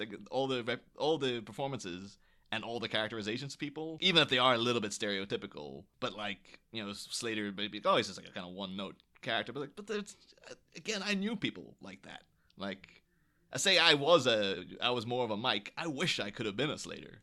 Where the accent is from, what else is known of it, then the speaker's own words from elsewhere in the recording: Ireland; I grew up in Ireland in the early two thousands